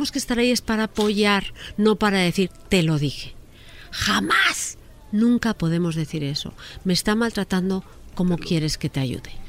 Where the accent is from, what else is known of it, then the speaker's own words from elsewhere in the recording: Spain; Mira, en España el sistema está funcionando bien, pero yo como española pienso que tendría que funcionar perfecto.